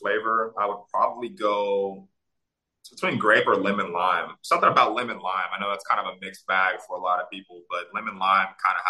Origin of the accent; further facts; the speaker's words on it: Louisville, Kentucky, United States; I grew up in Louisville, Kentucky